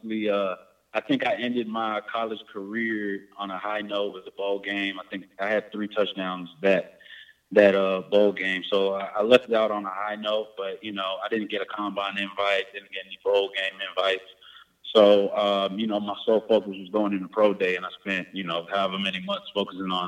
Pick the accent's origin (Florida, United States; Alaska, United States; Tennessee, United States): Tennessee, United States; Nashville; growing up in Nashville, Tennessee, I was really inspired by Steve McNair and Eddie George